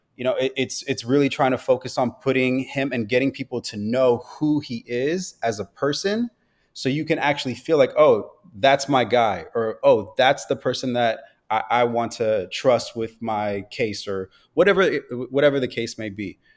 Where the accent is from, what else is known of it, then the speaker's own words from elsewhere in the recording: Los Angeles, California, United States; I am born and raised in Los Angeles, California. Grew up out here